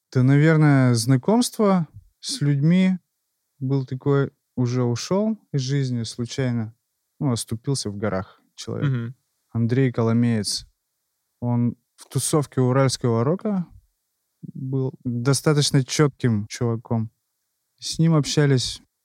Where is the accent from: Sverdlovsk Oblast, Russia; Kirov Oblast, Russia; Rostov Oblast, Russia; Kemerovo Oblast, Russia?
Sverdlovsk Oblast, Russia; Yekaterinburg; Родился в Екатеринбурге